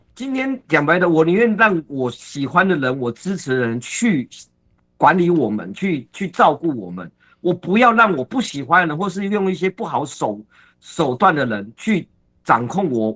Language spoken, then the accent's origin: Chinese; Taiwan; 我始终都会相信，我们台湾人是很可爱的